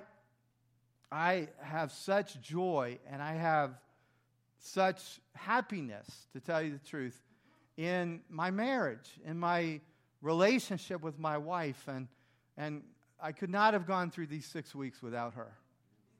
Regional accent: the South, United States; I grew up in the South

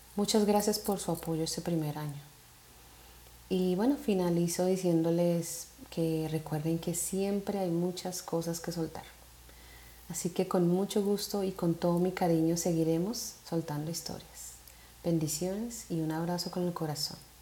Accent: Colombia; soy una mujer colombiana

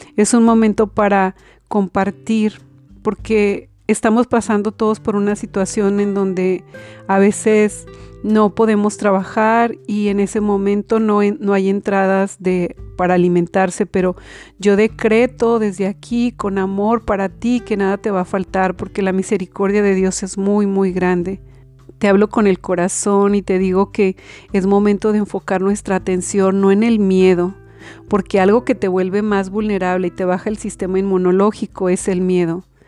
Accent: Belén del Refugio, Jalisco, Mexico; moved away; mi pueblo de Belén del Refugio

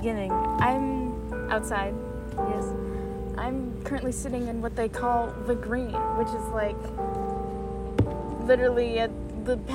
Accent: United States; I'm not Italian. I'm from America.

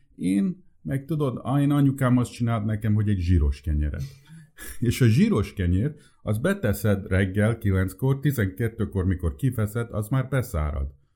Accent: United States; first language Hungarian; Én, én, én, én, én születtem Amerikába, és um, nagyon furcsa volt, mert én először magyarul beszéltem csak.

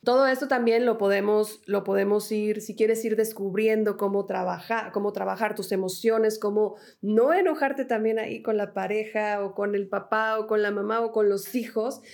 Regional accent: Mexico; yo me regreso a México

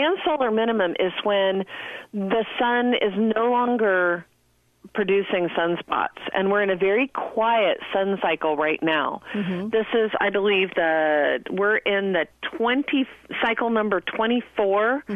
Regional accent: Midwest, United States; I'm from the middle of the country

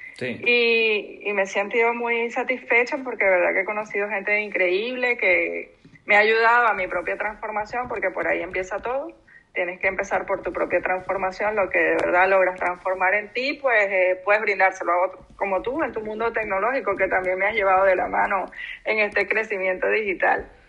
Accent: Venezuela; moved away as an adult; now in Canary Islands, Spain; Yo tengo poco tiempo aquí en Canarias eh, yo soy venezolana

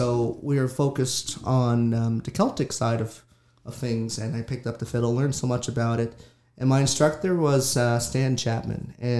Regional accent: Waycobah First Nation, Nova Scotia, Canada; now in Wagmatcook First Nation, Canada; But I'm from Waigamaw, and I grew up there until I was 15. And I moved to Wamakook First Nation when I was 15, and now that's where I'm at right now.

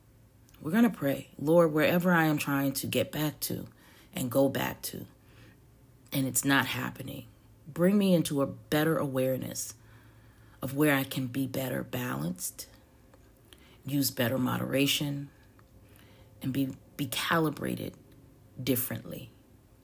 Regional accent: the South, United States; I'm a Southerner who loves and lives in sweet tea

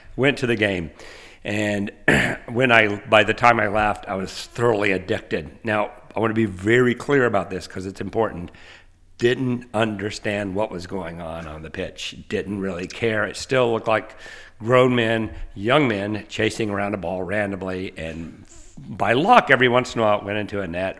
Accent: Asheville, North Carolina, United States; moved away as an adult; also born or lived in Georgia / Iowa; now in Nashville, United States; I grew up uh, in Asheville, North Carolina

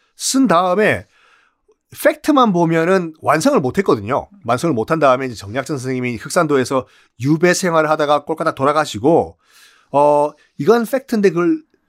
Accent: Busan, South Korea; 고향은 부산이지만

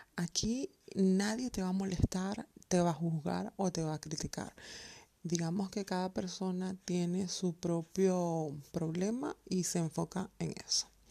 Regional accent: Venezuela; moved away as an adult; also born or lived in Colombia; now in Germany; vivo en el hermoso país de Alemania, pero soy venezolana y colombiana. Eh, hace siete años emigré a Alemania

